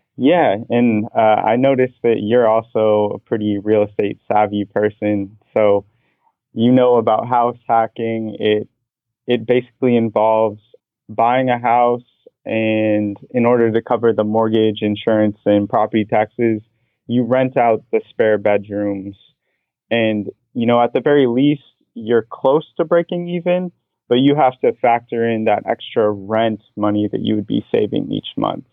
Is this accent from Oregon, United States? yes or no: yes; Portland, Oregon, United States; moved away as an adult; also born or lived in Boston, Massachusetts; now in Orlando, United States; I was born and raised in Portland, Oregon